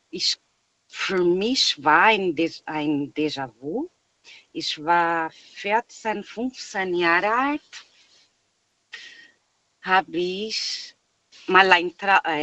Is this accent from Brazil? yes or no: yes; Brazil; German is a second language; weil ich komme aus Brasilien.